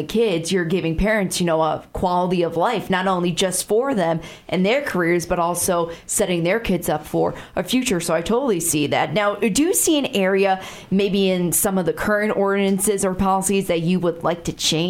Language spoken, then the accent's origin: English; Chicago, Illinois, United States; now in Sioux Falls, United States; I'm from a bigger city. I'm from Chicago.